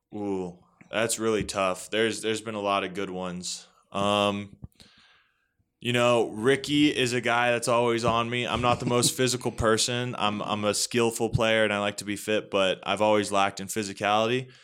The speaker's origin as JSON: {"language": "English", "region": "Northern Virginia", "country": "United States", "tie": "born or raised there", "moved": "as an adult", "lives_now": "Colorado, United States", "said": "So, I'm from Northern Virginia, uh, pretty close pretty close to the D C area, so about thirty minutes outside of D C."}